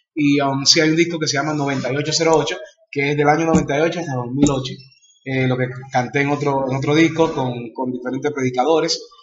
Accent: Dominican Republic; nací en la República Dominicana. Eh, somos una familia de, cinco

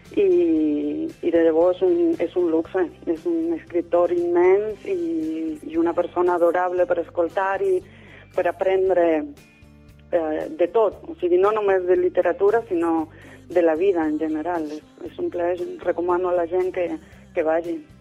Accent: Morteros, Córdoba, Argentina; Catalan is a second language; moved away as an adult; also born or lived in Barcelona; now in Sant Just Desvern, Spain; vaig néixer a Morteros, un petit poble de, de l'Argentina

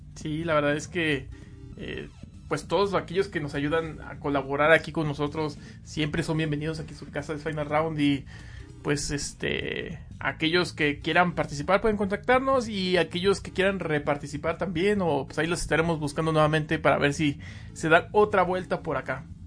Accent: Mexico; acá en México

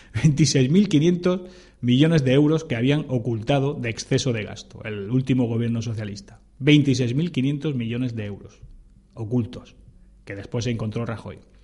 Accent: Spain; somos todos los españoles

